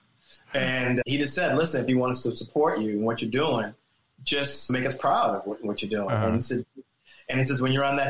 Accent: Springfield, Massachusetts, United States; now in New York City, United States; I come from Springfield, Massachusetts.

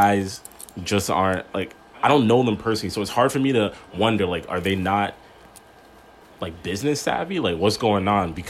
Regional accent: Toronto, Ontario, Canada; if you're from Toronto specifically, there's a lot of things we say that British people say and vice versa.

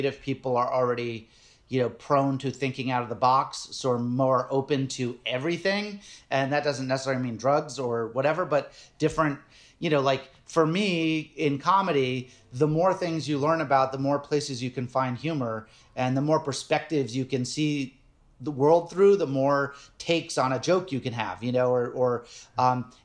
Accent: Nantucket, Massachusetts, United States; I grew up on Nantucket Island.

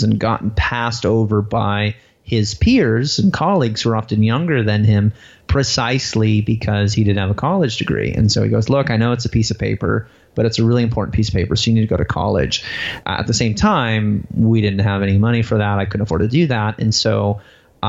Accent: Waterman, Illinois, United States; I grew up in a town called Waterman, Illinois, which had a population of about 1,100 people. It was in northern Illinois, about an hour outside of Chicago

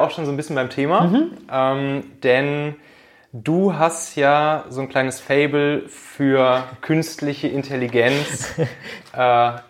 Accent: Rhineland, Germany; now in Hamburg, Germany; wenn ich in der Heimat, also im Rheinland

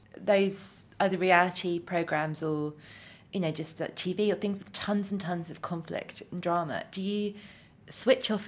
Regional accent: United Kingdom; as a British person

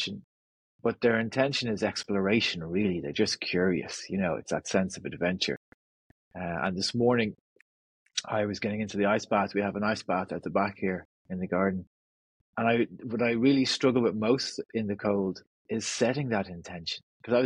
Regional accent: North County Dublin, Ireland; I'm from North County Dublin, just north of the city, right on the beach. So I grew up on the beach and spent my childhood on the beach

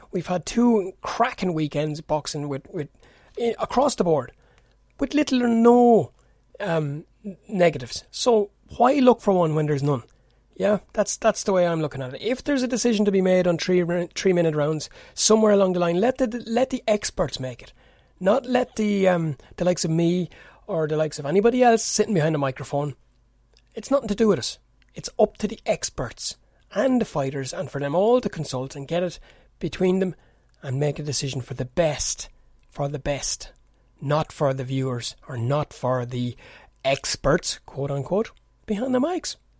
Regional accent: Kildare, Leinster, Ireland; That's where I'm based here. This is where I'm born, bred, and reared, as the Irish fellas like to say.

